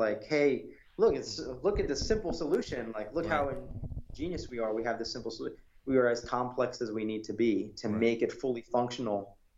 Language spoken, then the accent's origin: English; United States; I don't identify with any other nationality. And as an American, I feel like there's certain things that we can point to that have to do with being American